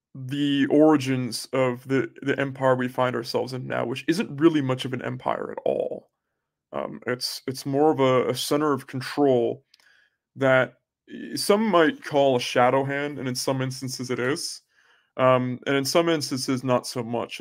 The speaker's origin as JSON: {"language": "English", "country": "United States", "said": "I am American."}